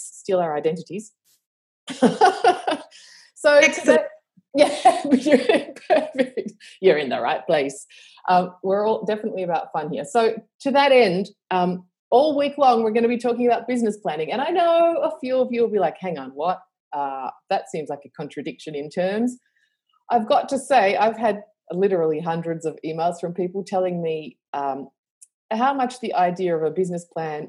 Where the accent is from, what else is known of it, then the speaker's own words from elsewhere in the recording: Australia; accent: Australian; I live in Australia, obviously, with my accent, which is decreasing in global accent because I haven't been anywhere for a while.